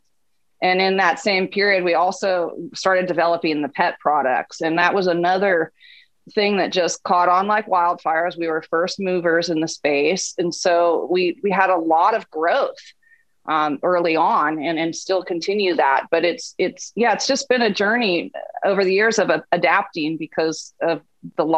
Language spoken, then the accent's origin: English; Northern California, United States; moved away as an adult; also born or lived in New York / San Francisco; I grew up in Northern California